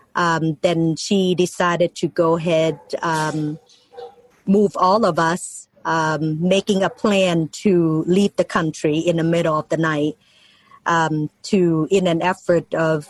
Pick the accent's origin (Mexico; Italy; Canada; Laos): Laos; Ban Sombang; English is a second language; now in United States; I was born in Laos, and um, the name of the little town is called Ban Sombang